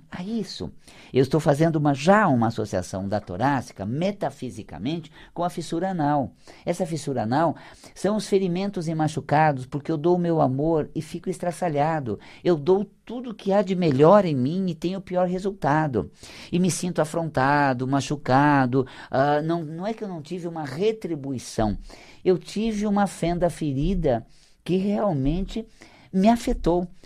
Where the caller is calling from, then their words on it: São Paulo, Brazil; aqui de São Paulo. Aqui da nossa é capital mesmo.